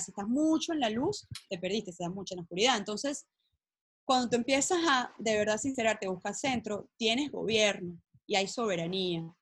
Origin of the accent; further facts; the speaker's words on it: Venezuela; moved away; yo como venezolana, yo voy diciendo por todo el mundo, venezolana, ¿sabes? Criada allá